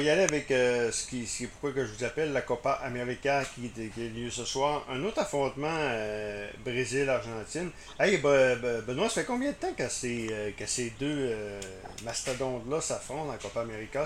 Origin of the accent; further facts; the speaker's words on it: Quebec, Canada; au Québec ben, on est près des Français